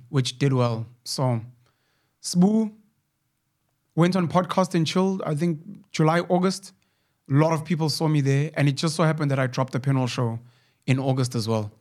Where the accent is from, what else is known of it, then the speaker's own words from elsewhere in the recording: Newcastle, KwaZulu-Natal, South Africa; my hometown in Newcastle